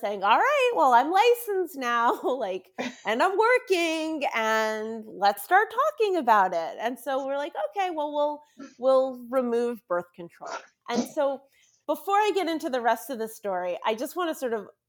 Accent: Washington, District of Columbia, United States; also born or lived in Maryland; I am a sixth generation Washingtonian

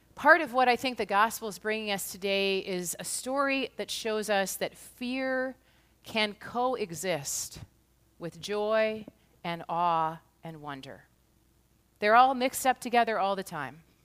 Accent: United States; also born or lived in Kirkland, Washington; As an American

